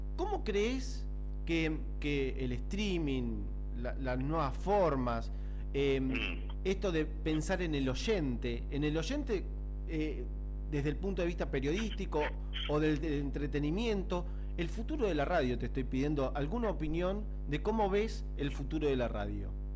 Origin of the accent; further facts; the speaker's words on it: Fátima, Buenos Aires Province, Argentina; nosotros somos de Fátima, acá muy cerquita de, Cardales